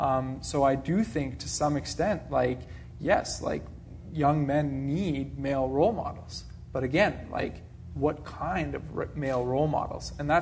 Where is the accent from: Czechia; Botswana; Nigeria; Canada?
Czechia; and I'm originally from Czechoslovakia, so a communist country.